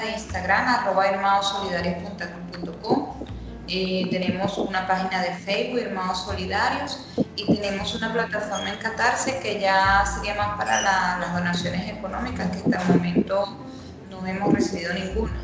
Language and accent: Spanish; Venezuela; now in Brazil; mis hermanos venezolanos